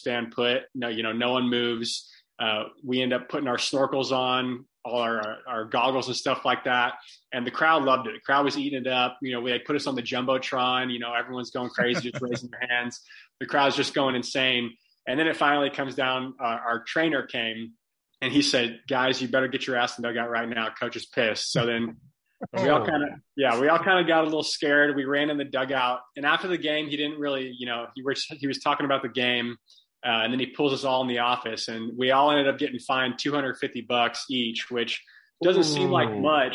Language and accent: English; Bellaire, Texas, United States; born and raised in Bel Air, Texas. It's a tight knit little town inside of Houston